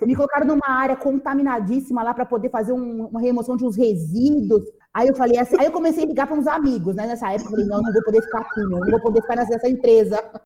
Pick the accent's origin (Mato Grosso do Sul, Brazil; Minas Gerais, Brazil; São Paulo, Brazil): São Paulo, Brazil; also born or lived in São Caetano do Sul; eu nasci aqui em São Paulo mesmo, em São Caetano do Sul, né? Mas nunca morei lá, assim, morei pequenininha e sempre morei em São Paulo